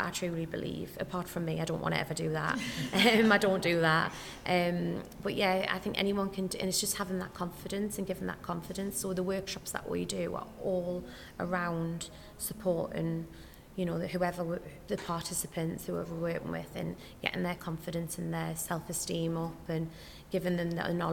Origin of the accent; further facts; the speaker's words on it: North East England, United Kingdom; moved away as an adult; I had moved back to the Northeast, which is where I'm obviously from, you can hear my accent.